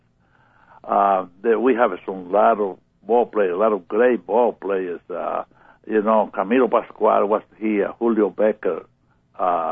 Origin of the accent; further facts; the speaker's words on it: Pinar del Río, Cuba; English is a second language; moved away as an adult; now in United States; I grew up in Cuba and in the country, in Pinar del Rio